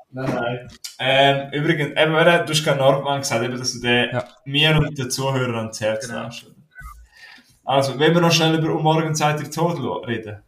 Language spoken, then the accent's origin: German; Graubünden, Switzerland; ich bin ein Bündner, aber ich kann leider kein retro romanisch